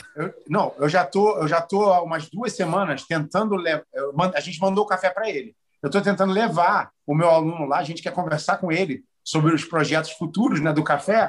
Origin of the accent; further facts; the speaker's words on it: Rio de Janeiro, Brazil; moved away as an adult; now in Philadelphia, United States; Eu sou carioca, porra, eu fui criado no Rio de Janeiro.